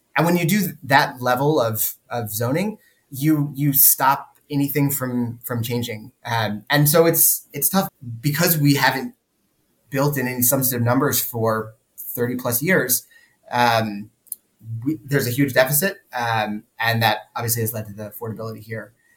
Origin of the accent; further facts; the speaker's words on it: Sunbelt suburbia, United States; moved away; we grew up in in Sunbelt suburbia